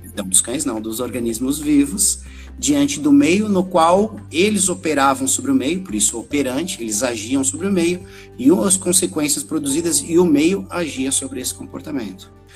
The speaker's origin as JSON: {"language": "Portuguese", "town": "Florianópolis", "region": "Santa Catarina", "country": "Brazil", "tie": "born or raised there", "said": "Eu sou aqui de Florianópolis, Santa Catarina, nascido e criado aqui"}